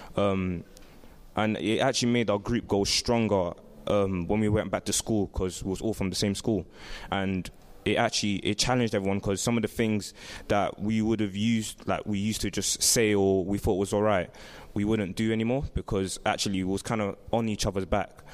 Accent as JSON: {"language": "English", "region": "London", "country": "United Kingdom", "said": "I'm from Southwest London. I live in Brixton"}